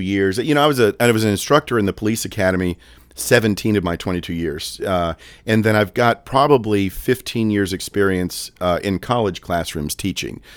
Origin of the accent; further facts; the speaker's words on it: Daytona Beach, Florida, United States; moved away as an adult; now in Lynchburg, United States; I worked in law enforcement in the Daytona Beach area for twenty-two years, born and raised there